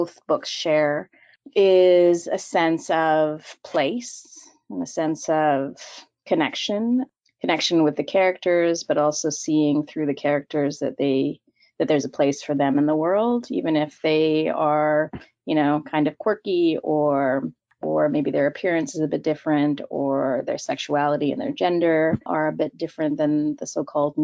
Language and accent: English; Victoria, British Columbia, Canada; now in Vancouver, Canada; I was born and raised in Victoria, BC, and moved to Vancouver for school, and then never left.